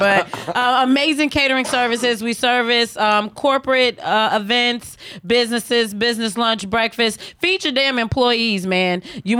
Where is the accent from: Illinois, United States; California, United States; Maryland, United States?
Illinois, United States; Chicago; I'm from Chicago.